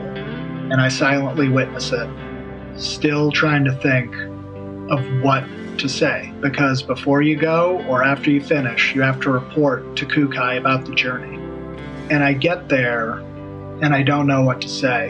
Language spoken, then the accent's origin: English; United States; I'm an American.